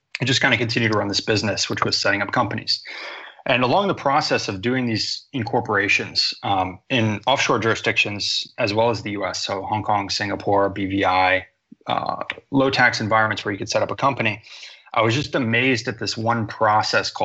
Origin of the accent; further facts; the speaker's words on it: United States; also born or lived in Boston, Massachusetts; I grew up in America